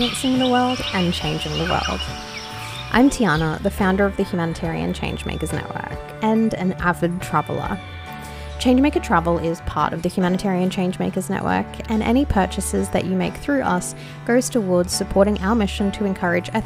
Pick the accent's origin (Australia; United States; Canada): Australia; As an Australian